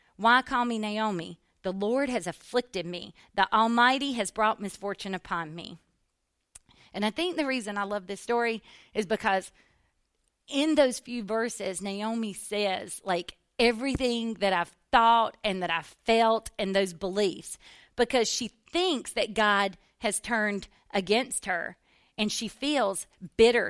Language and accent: English; the South, United States; growing up in the South in church